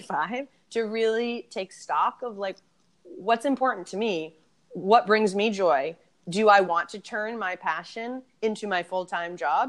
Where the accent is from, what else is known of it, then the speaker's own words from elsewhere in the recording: Boston, Massachusetts, United States; I'm from Boston